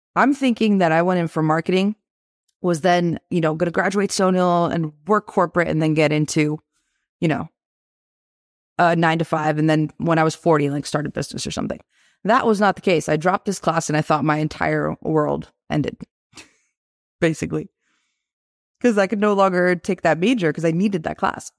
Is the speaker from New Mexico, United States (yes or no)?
no; Boston, Massachusetts, United States; also born or lived in Tirana, Albania / Italy; when I was five years old, we moved to Boston, Mass. And that's where we've been kind of this whole time since we came from Italy, because I was born in Tirana, Albania